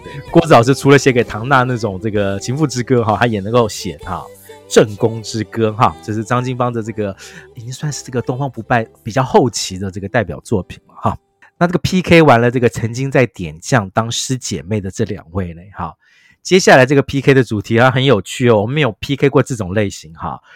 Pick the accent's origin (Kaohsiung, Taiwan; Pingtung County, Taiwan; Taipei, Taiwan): Taipei, Taiwan; 我自己一个土生土长台北人